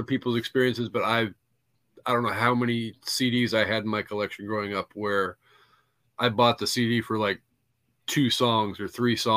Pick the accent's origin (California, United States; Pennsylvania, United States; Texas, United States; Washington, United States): Washington, United States; I grew up in a little ass freaking town in Washington